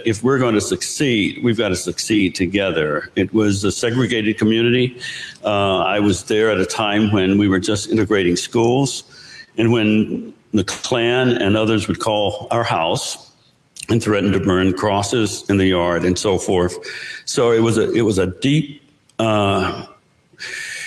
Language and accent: English; North Carolina, United States; moved away; I come from North Carolina. I grew up on a farm.